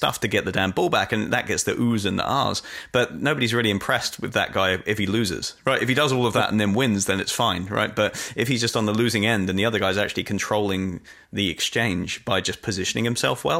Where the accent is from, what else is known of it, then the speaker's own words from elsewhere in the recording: United Kingdom; accent: English; it comes with being British.